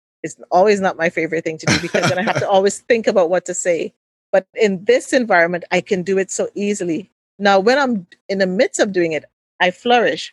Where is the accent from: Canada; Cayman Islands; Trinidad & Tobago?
Trinidad & Tobago; growing up in Trinidad